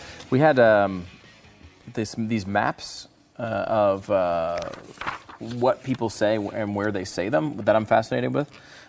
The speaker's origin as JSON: {"language": "English", "region": "Connecticut", "country": "United States", "tie": "born or raised there", "said": "I grew up in Connecticut, right on the border of lightning bug land."}